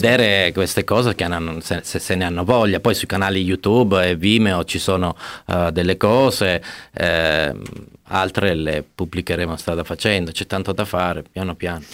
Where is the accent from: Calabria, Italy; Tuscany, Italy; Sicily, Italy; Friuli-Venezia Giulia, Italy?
Calabria, Italy; Cittanova; born or raised there; moved away as an adult